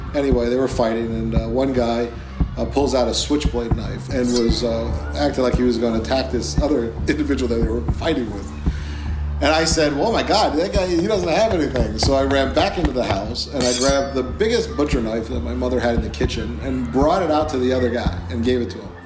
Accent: Chicago, Illinois, United States; I was born in Chicago. Chicago is rough. We lived on the south side of Chicago

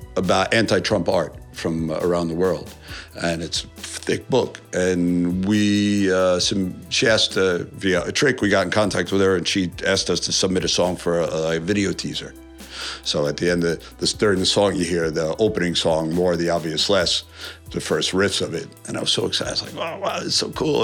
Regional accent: New York, United States; I'm from New York.

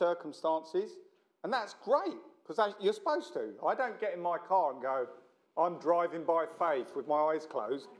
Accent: London, United Kingdom; I'm from South London

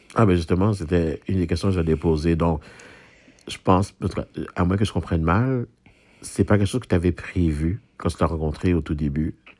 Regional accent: Haiti; now in Quebec, Canada; je suis haïtien moi-même

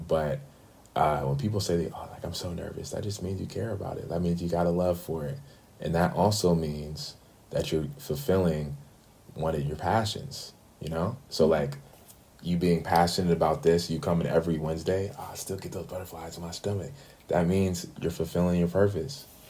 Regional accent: Bay Area, California, United States; moved away as an adult; now in Atlanta, United States; growing up in the Bay Area

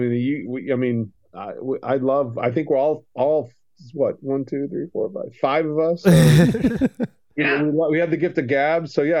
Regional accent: Miami, Florida, United States; And I'm a Floridian. I was born and raised in Miami.

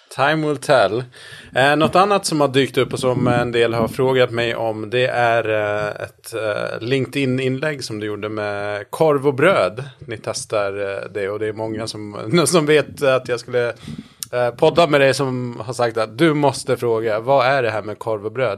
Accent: Gotland, Sweden; now in Stockholm, Sweden; i Stockholm där jag bor och sen är jag uppvuxen på Gotland

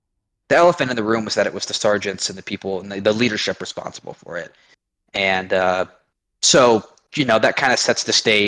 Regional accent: Eugene, Oregon, United States; I was born and raised very conservative for being the West Coast. I lived in a town called Eugene, which is where the home of the Oregon Ducks are

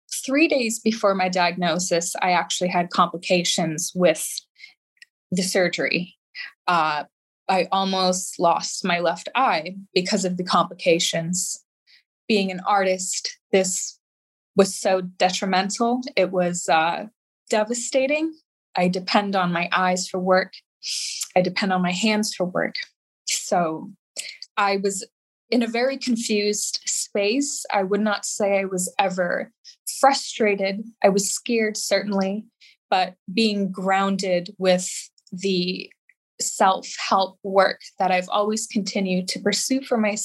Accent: Boston, Massachusetts, United States; moved away as an adult; also born or lived in California; now in Boston, United States; I was born in Boston. I was raised in Boston.

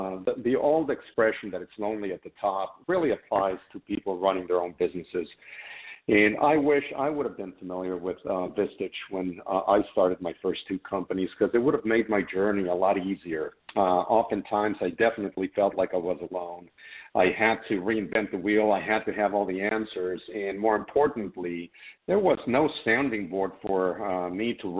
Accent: Mexico City, Mexico; moved away as an adult; now in United States; I was born and raised in Mexico City

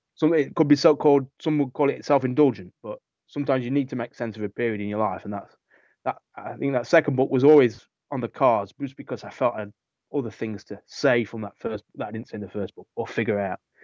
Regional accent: England, United Kingdom; England which is my obviously my home country

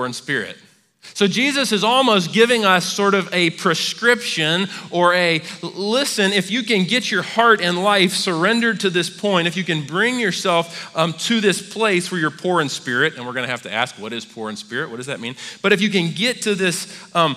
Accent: United States; we as American Christians

